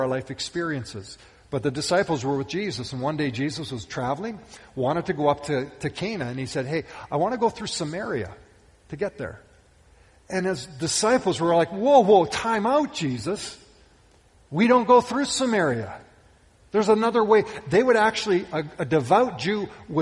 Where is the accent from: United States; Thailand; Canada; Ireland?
Canada; Western Canada; I can remember growing up, I grew up in Western Canada